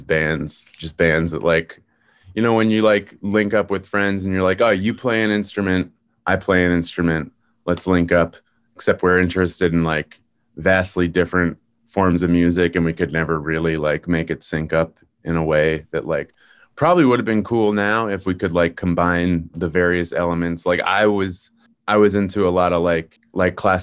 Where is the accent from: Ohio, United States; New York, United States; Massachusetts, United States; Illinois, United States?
Massachusetts, United States; South Shore; also born or lived in Boston / Allston / Brookline; now in Cambridge, United States; So I grew up on the South Shore, but then I came to Boston for college and I live in Cambridge now.